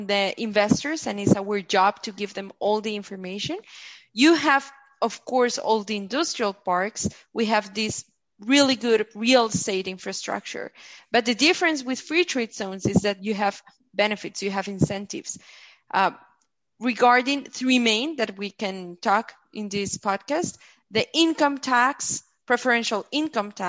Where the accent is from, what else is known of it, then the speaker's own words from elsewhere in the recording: Bogota, Bogotá Capital District, Colombia; also born or lived in Beijing, China; I'm from Colombia, Bogota. Currently, I'm based in Bogota